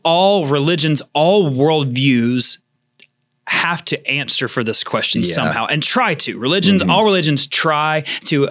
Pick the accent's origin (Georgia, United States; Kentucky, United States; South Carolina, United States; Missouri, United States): Georgia, United States; also born or lived in Florida panhandle; now in Florida, United States; growing up in Georgia